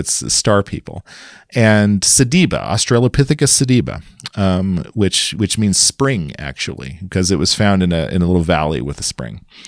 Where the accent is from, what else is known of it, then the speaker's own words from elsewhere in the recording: Kansas, United States; moved away; also born or lived in Madison, Wisconsin; I grew up in Kansas, a small town